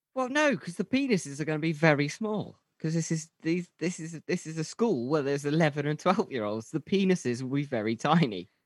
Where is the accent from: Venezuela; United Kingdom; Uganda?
United Kingdom; we're British